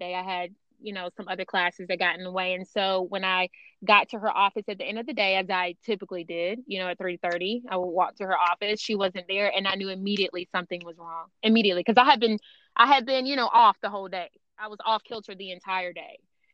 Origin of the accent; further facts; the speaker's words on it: Georgia, United States; moved away as an adult; now in Las Vegas, United States; I'm from Georgia, so I'm used to the big hair. I'm used to the humidity